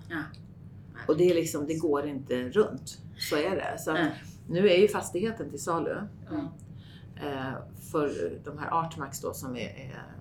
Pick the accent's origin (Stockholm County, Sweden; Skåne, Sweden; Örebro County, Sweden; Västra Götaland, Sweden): Stockholm County, Sweden; Österskär; also born or lived in Saltsjöbaden / Grythyttan / Skarpö; jag är egentligen född ute i Österskär